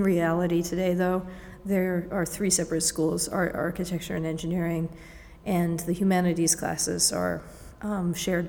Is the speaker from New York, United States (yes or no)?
no; Cape Cod, Massachusetts, United States; moved away as an adult; growing up in the Cape, also with this summer kind of influx